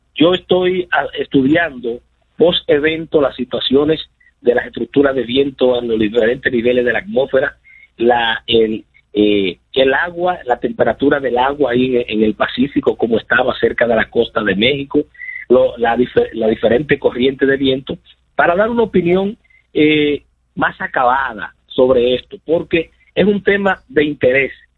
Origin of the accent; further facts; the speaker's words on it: Dominican Republic; nosotros como dominicanos